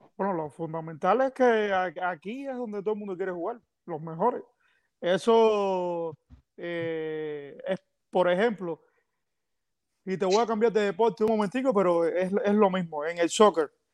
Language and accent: Spanish; Cuba; nosotros somos cubanos